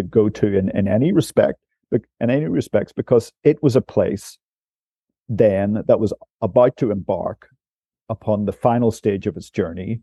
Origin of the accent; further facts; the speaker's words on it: Northern Ireland, United Kingdom; moved away as an adult; also born or lived in Timor-Leste; being from Northern Ireland myself, and being having that sort of character of having grown up in during the 80s and the 90s